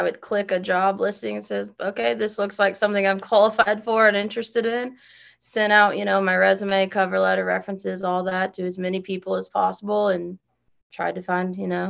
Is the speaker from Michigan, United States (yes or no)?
no; Kansas City, Missouri, United States; moved away as an adult; now in Kinston, United States; so I'm from Kansas City, Missouri.